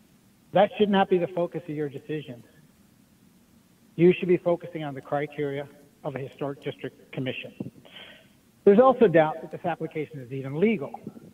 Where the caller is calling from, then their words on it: Ann Arbor, Michigan, United States; I'm calling from Lower Town in Ann Arbor